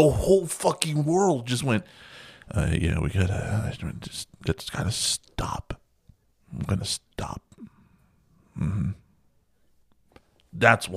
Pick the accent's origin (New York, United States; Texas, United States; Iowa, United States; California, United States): Texas, United States; I'm from Texas